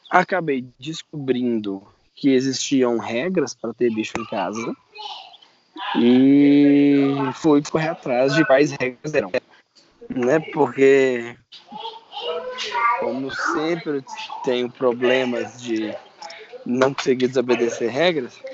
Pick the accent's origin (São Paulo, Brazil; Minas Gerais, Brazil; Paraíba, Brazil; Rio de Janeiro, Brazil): Minas Gerais, Brazil; also born or lived in Janaúba / Montes Claros / Pirapora; eu nasci no norte. Eu nasci no norte de Minas, em Janaúba. Aí lá eu morei uns três meses. E depois você pode contar de três, três anos uma mudança. É, Montes Claros, Pirapora, Teoflotone